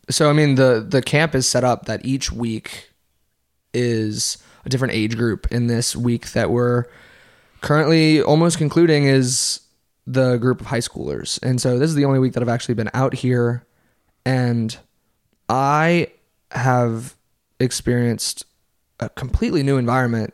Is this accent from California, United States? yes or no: no; Covington, Louisiana, United States; also born or lived in New Orleans, Louisiana; I was born right outside of New Orleans, and I moved to Covington, Louisiana.